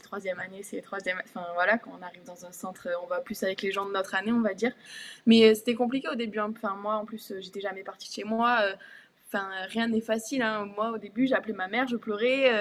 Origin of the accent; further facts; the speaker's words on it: Tarbes, Occitania, France; moved away; also born or lived in Bourges; Mon premier club, c'était le TGB parce que donc, je venais de Tarbes